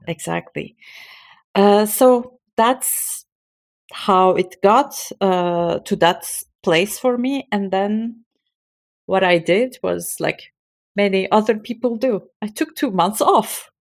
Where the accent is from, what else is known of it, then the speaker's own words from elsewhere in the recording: Turkey; moved away as an adult; now in Belgium; I'm from Turkey. My parents, all of my family, they're, um, back in Istanbul, and I alone migrated to Belgium